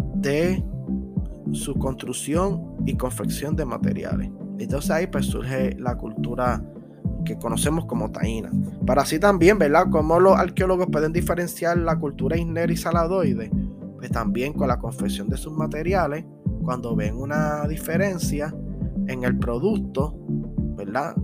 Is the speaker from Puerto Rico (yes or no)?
yes; Ponce, Puerto Rico; Nosotros que somos de Ponce